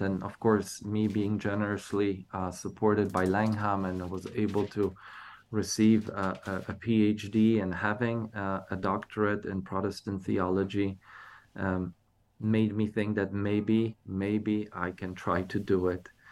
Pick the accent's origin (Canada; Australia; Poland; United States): Poland; moved away; growing up in Poland as evangelical